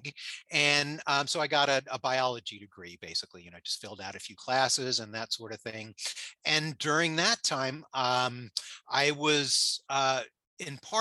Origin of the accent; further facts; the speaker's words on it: South Florida, United States; also born or lived in Queens, New York; now in Michigan, United States; I was born in New York. I grew up in South Florida.